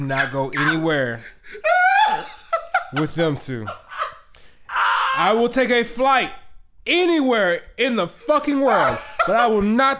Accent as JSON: {"language": "English", "region": "Louisiana", "country": "United States", "tie": "born or raised there", "said": "I was born in Louisiana. Two, I'm black."}